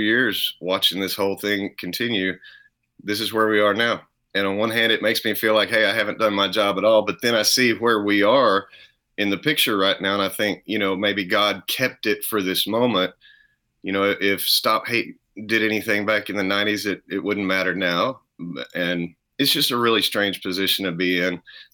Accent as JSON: {"language": "English", "area": "around Dallas-Fort Worth", "region": "Texas", "country": "United States", "tie": "born or raised there", "said": "born and raised Texas, you know, just good old around probably 100-mile area around Dallas, Fort Worth"}